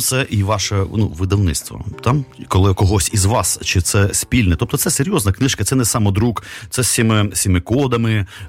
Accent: Kyiv, Ukraine; там російською переважно мовою, там бо ми кияни

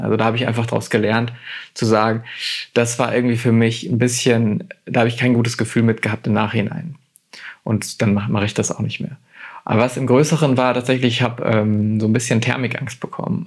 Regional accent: Germany; heißt Deutschland schon, schon weiterhin mein Heimatland

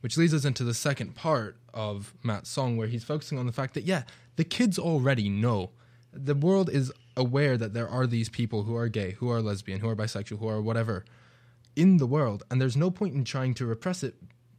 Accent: United Kingdom; now in United States; It's interesting, because as you said, I'm from Britain, I'm not from the US, so it is a new culture for me being over here.

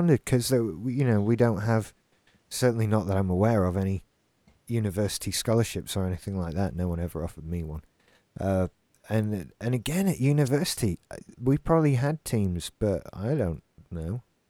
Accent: Scotland, United Kingdom; I'm Scottish. No, you're British! I'm Scottish.

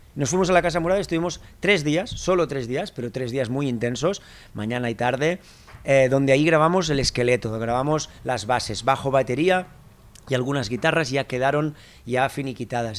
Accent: Barcelona, Catalonia, Spain; also born or lived in Menorca; Yo ya nací en Barcelona

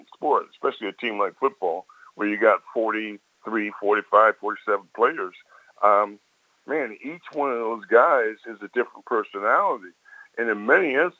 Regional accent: Baltimore, Maryland, United States; Baltimore is my hometown

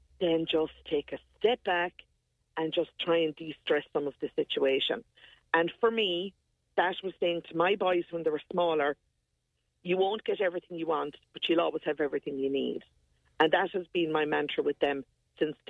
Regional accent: Bursley, Tipperary, Ireland; over in Bursley, my hometown

